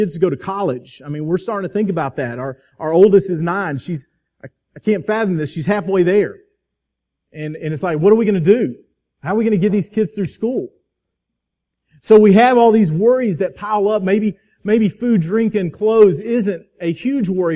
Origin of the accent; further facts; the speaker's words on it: Crestview, Florida, United States; Twin Hills Park in my hometown of Crestview